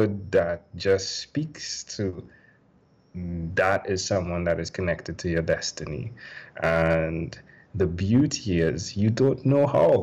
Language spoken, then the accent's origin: English; Trinidad & Tobago; I'm from Trinidad and Tobago